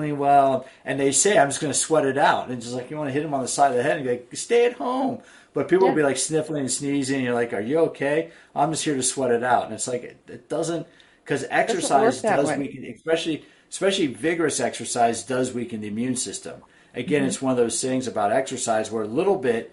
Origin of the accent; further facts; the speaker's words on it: East Coast, United States; now in San Diego, United States; I grew up on the East Coast